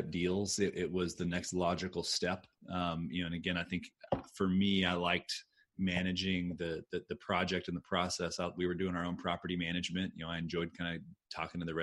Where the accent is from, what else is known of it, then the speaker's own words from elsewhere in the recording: Austin, Texas, United States; moved away; I grew up in Austin. I moved back here in 2007.